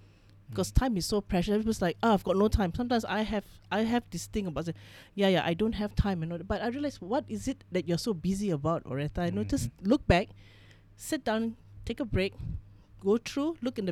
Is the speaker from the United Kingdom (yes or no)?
no; Malaysia; So my father is Filipino Thai. My mom's Chinese. So I'm third generation in this country.